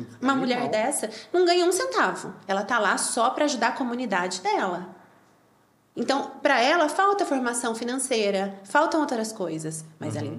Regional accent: Campinas, São Paulo, Brazil; Eu sou de Campinas.

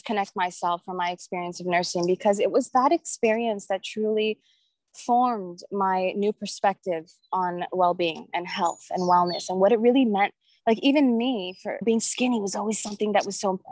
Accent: Orange County, California, United States; I'm from Orange County, California. I live in Laguna Beach

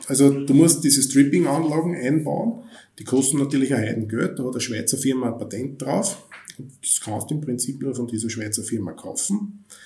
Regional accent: Austria; bei uns in Österreich

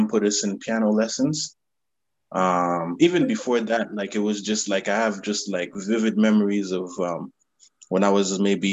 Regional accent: Ottawa, Ontario, Canada; I'm from Ottawa, Canada. Capital, the national capital of the country. Yeah, my parents are from Haiti, but I've been here my whole life, basically.

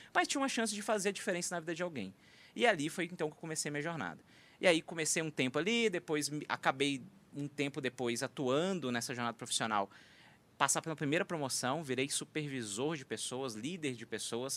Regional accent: interior of Minas Gerais, Brazil; moved away; sou mineiro de origem, do interior de Minas

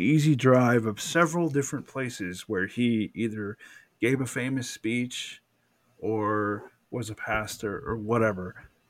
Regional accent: Atlanta, Georgia, United States; Because I'm from Atlanta, right?

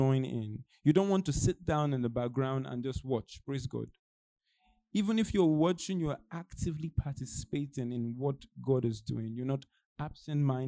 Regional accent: Nigeria; moved away; I'm Nigerian. It's like me return back to Nigeria

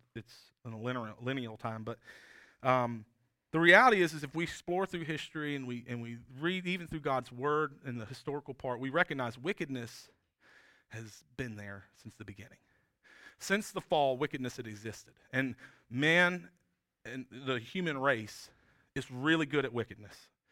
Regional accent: South Georgia, United States; moved away as an adult; also born or lived in Appalachian State (North Carolina mountains); now in South Carolina, United States; when I was a kid, I grew up in South Georgia

